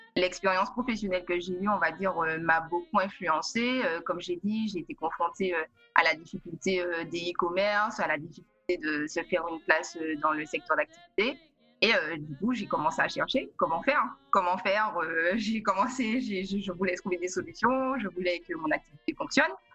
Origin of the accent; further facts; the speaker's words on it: Martinique; also born or lived in Paris; now in New York, United States; Je suis originaire de la Martinique